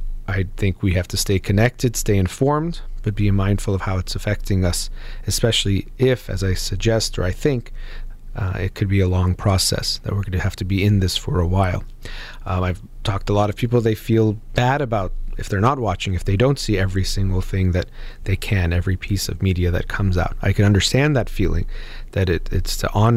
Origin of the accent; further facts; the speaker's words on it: United States; I was born here in the United States